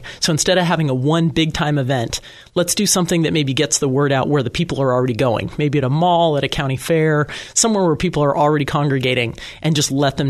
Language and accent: English; Danville, California, United States; Danville, my hometown